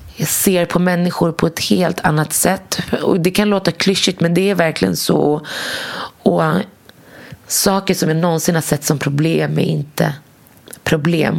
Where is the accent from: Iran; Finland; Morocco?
Morocco; jag kommer från Marocko.